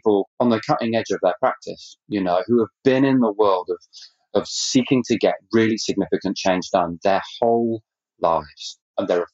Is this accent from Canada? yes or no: yes; Canada; I'm actually Canadian.